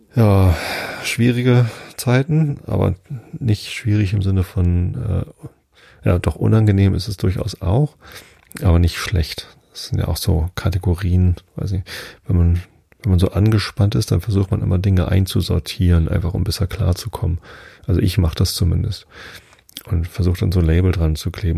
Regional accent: Wistedt, Lower Saxony, Germany; also born or lived in Hamburg; ich bin ja in Wistedt aufgewachsen, das ist ja nur zwei Dörfer weiter von hier, also südlich von Hamburg

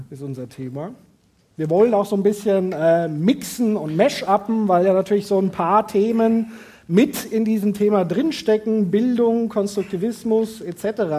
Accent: Wetzlar, Hesse, Germany; Äh, das heißt, wenn ich also sage, ich komme aus Wetzlar, dann ist das für manche sozusagen wie ein kleiner, naja, Lacher

